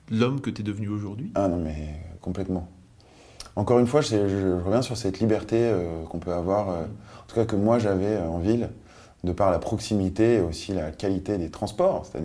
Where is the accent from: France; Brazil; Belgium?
France; Biot, Provence-Alpes-Côte d'Azur; also born or lived in Nice; Eh bien, moi, je suis né en Provence. Oui. Euh, à Nice. Une belle chose. Oui, hmm. euh, belle région. Euh, et puis euh, très tôt, je, suis parti vivre à Biote, c'est à côté d'Antibes, c'est pas très loin de Nice d'ailleurs